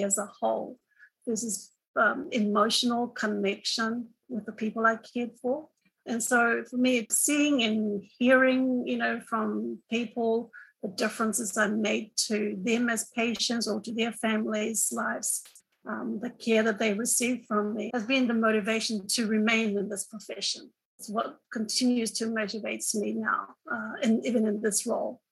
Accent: Cook Islands; also born or lived in New Zealand; I come from the Cook Islands, little paradise in the Pacific Ocean.

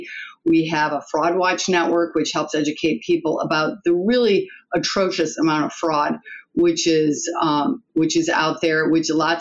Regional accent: Detroit, Michigan, United States; accent: Michigan twang; moved away; I'm from Detroit

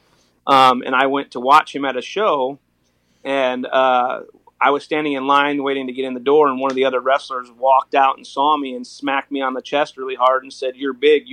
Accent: Joliet, Illinois, United States; I grew up in Joliet, Illinois.

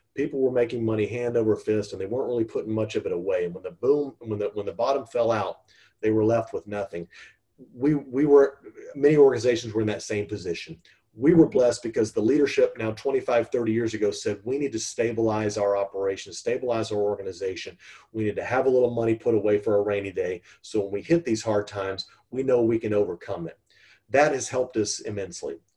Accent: Texas, United States; born and raised in Texas

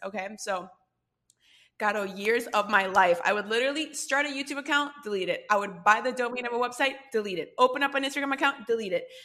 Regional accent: Costa Rica; we're both from Costa Rica

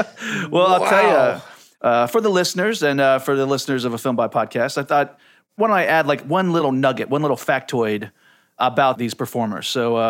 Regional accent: Ohio, United States; I'm from Ohio.

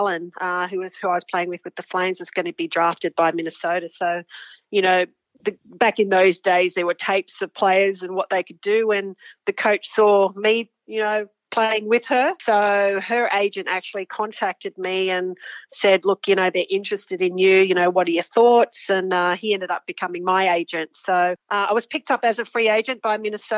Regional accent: Sydney, New South Wales, Australia; also born or lived in Papua New Guinea; I grew up in Sydney

